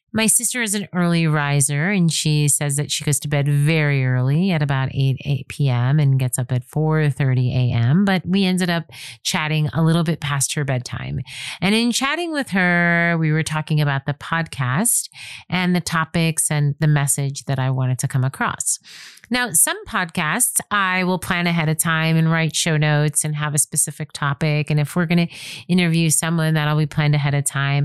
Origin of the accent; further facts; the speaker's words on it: New York, United States; moved away as an adult; also born or lived in Nanuet, New York / Spring Valley, New York / Manhattan, New York; now in California, United States; I'm born and raised in New York